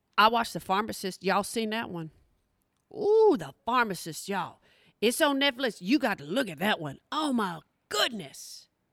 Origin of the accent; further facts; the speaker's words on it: Oklahoma, United States; I'm from Oklahoma. That is my people